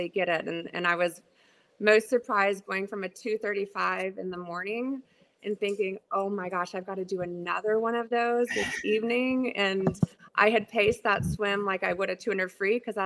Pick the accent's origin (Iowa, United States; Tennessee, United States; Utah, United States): Tennessee, United States; Memphis; I grew up on Memphis Tiger swimming